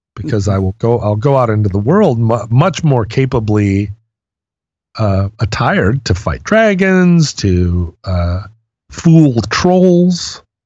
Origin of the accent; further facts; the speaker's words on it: Alaska, United States; When I was growing up in Alaska